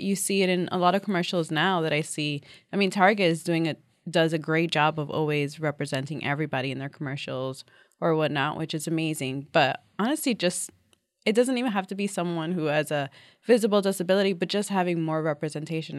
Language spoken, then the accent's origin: English; New York City, New York, United States; I'm a New Yorker, born and bred.